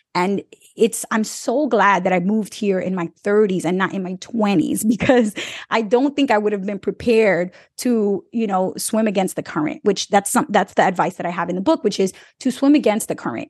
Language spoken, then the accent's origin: English; New York City, New York, United States; I grew up in New York City where I didn't need to learn about agriculture